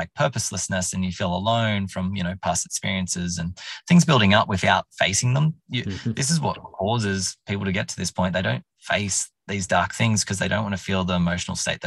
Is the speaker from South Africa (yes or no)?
no; Orange, New South Wales, Australia; moved away as an adult; also born or lived in Canberra / London; I wanted to leave Orange. Where I more or less grew up in from 2000. I was born in Canberra